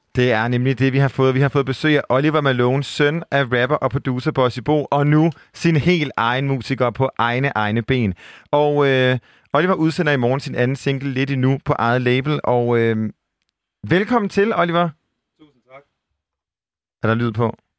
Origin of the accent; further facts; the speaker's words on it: Aarhus, Central Denmark Region, Denmark; accent: Jutlandic; som man måske kan høre på min milde røst, så er jeg fra Jylland